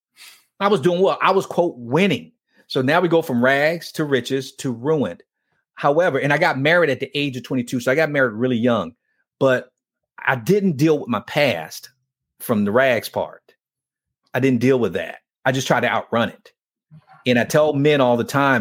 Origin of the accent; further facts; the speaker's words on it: Miami, Florida, United States; growing up in Miami